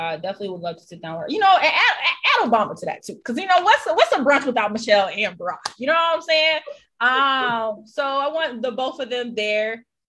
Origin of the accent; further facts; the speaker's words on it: the South, United States; I'm from the South. My family's in North Carolina.